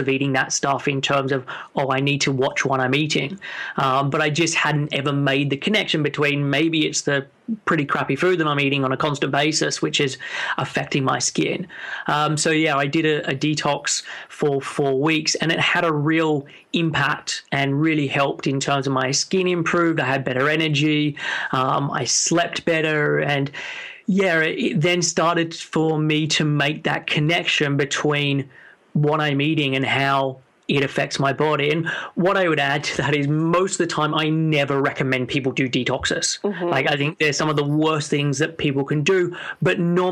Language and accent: English; Sydney, New South Wales, Australia; moved away as an adult; now in London, United Kingdom; I'm originally from Sydney, and I moved over to the UK when I was in 21.